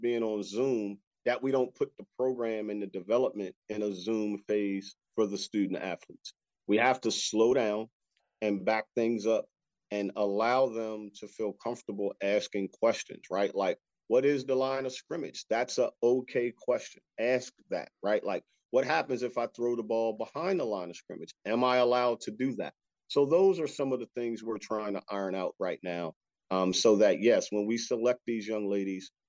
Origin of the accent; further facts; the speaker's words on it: Wilmington, Delaware, United States; moved away as an adult; also born or lived in West Virginia; now in Frederick, United States; I grew up in Wilmington, Delaware, and obviously we don't have any professional teams there.